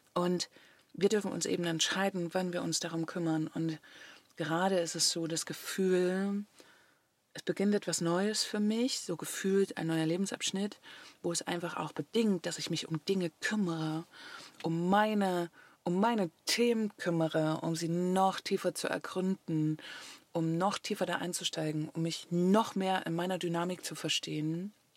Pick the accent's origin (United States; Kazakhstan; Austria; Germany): Germany; moved away as an adult; Deutschland ist eben da, wo ich aufgewachsen bin